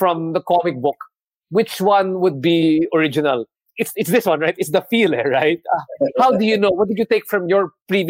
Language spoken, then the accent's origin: English; Philippines; as a Filipino and a member of the creative economy